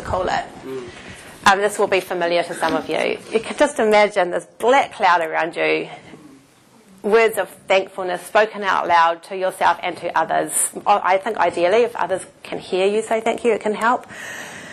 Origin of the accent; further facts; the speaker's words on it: Palmerston North, Manawatū-Whanganui, New Zealand; moved away as an adult; also born or lived in Auckland / Japan; I was from Palmerston North. I went to Auckland.